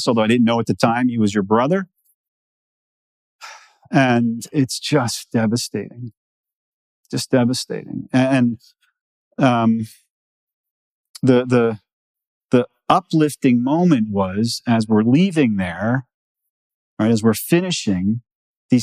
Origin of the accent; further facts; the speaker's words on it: New York, United States; I'm from New York